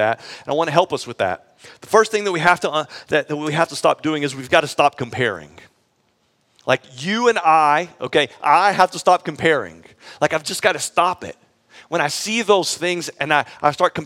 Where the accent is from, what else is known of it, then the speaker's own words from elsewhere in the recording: Texas, United States; moved away; I actually grew up in Texas, though I haven't lived in Texas until we moved to Austin in a really long time, but I grew up in Texas